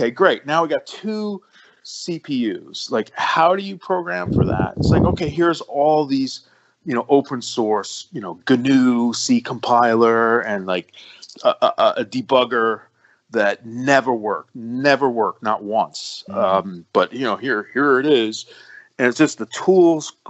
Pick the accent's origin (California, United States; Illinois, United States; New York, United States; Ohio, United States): New York, United States; New York City; I'm from the Bronx, and I got this whole New York thing.